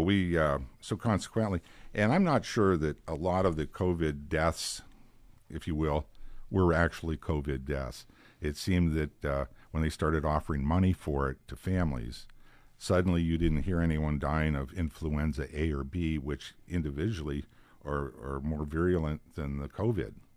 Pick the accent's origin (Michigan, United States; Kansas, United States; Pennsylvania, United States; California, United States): Pennsylvania, United States; Girard; all the years that I was in Girard, my hometown, I knew everybody that I buried